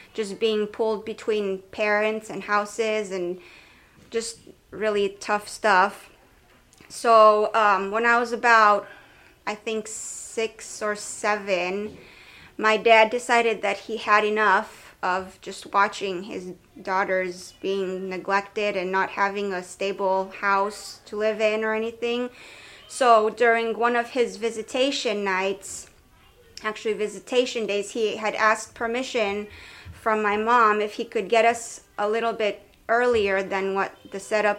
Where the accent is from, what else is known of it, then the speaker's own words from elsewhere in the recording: Romania; now in United States; I'm originally from Romania